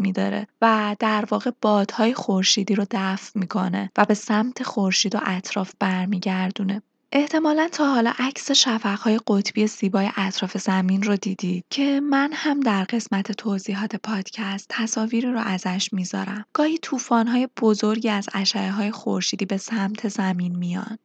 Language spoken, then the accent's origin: Persian; Iran; به عنوان یک ایرانی